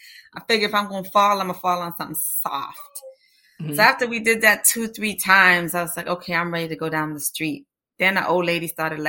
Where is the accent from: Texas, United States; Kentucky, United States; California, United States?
Texas, United States; Austin; And this is their annual fundraiser. And it's in my hometown in Austin.